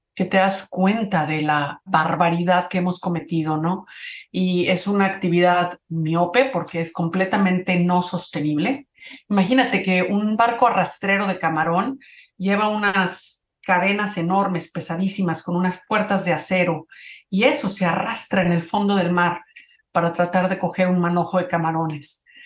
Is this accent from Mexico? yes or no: yes; Cuernavaca, Morelos, Mexico; also born or lived in Mexico City; yo nací en la Ciudad de México, pero como mis papás eran de la provincia, nos fuimos a vivir a Cuernavaca. A mi papá no le gustaba el tráfico en la ciudad. Entonces crecí en Cuernavaca